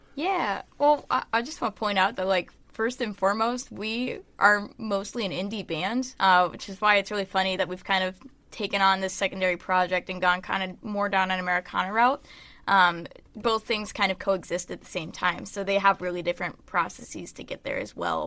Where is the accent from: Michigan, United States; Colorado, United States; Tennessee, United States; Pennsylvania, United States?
Tennessee, United States; Nashville; I grew up in Nashville. I was born there